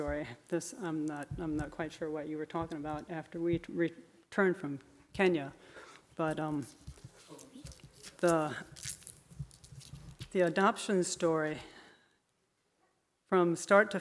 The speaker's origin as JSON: {"language": "English", "town": "Kalona", "region": "Iowa", "country": "United States", "tie": "born or raised there", "said": "I was born in Kelowna, Iowa as a little Amish girl"}